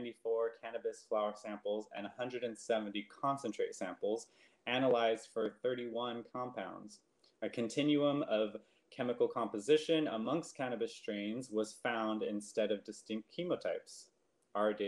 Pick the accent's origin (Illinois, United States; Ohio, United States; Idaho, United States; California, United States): California, United States; San Gabriel Valley; where I grew up in San Gabriel Valley